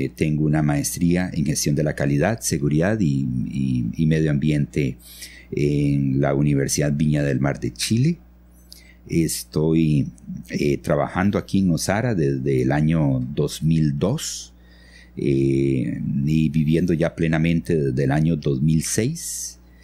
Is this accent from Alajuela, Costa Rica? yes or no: no; San Vito, Puntarenas, Costa Rica; moved away as an adult; also born or lived in Nicoya / San José; now in Ojochal, Costa Rica; yo nací en Nicoya, eh, crecí en, San Vito, junto a la frontera con, con Panamá